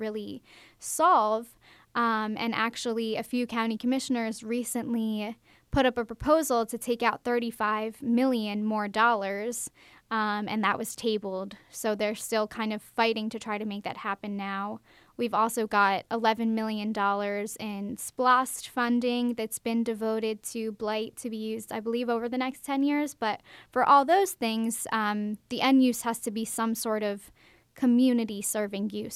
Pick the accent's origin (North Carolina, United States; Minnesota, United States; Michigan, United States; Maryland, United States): Maryland, United States; Baltimore; now in Macon, United States; when I moved to Macon, I'm from Baltimore, Maryland